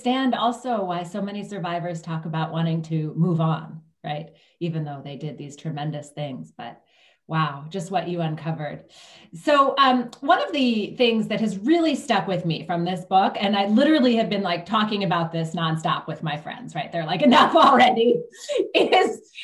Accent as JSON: {"language": "English", "country": "United States", "also_born_or_lived": "Israel", "said": "as an American, youth movements were very new to me, actually until I lived in Israel for a while"}